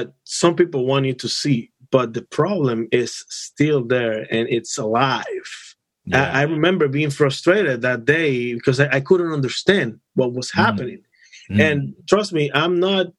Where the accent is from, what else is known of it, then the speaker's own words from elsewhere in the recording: Dominican Republic; now in United States; I come from the Dominican Republic